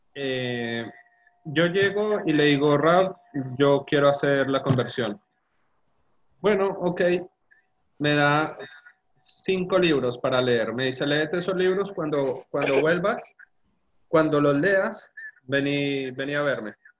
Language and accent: Spanish; Colombia; moved away as an adult; now in Argentina; nací en Colombia, ya la mayoría saben, y mm, estudié en la Universidad en, la facultad en Colombia nueve semestres